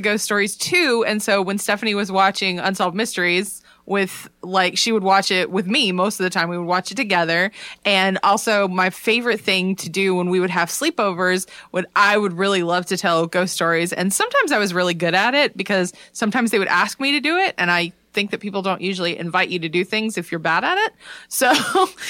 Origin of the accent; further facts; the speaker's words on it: North Carolina, United States; moved away; we're from North Carolina